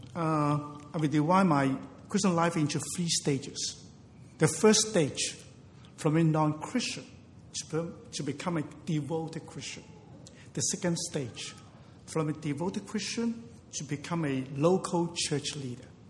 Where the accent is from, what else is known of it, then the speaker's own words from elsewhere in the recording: Hong Kong; I was born in Hong Kong